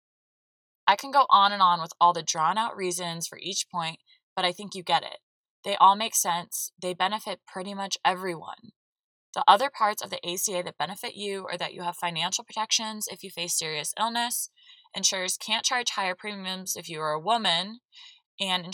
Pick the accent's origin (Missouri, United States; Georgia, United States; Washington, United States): Georgia, United States; the South, my home state of; Growing up in the South with two Northern parents